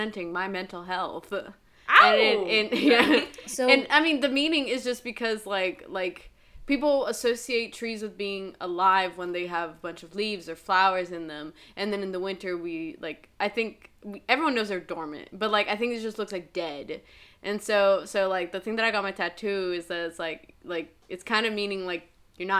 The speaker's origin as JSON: {"language": "English", "country": "Brazil", "moved": "yes", "said": "I'm from Brazil, and so holidays are in the summer, like Christmas and stuff"}